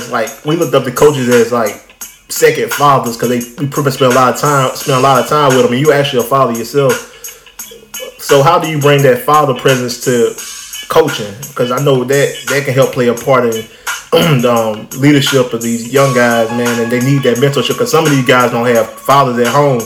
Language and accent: English; Troy, Alabama, United States; moved away; that's my hometown, Troy. That's where I'm from, my small little town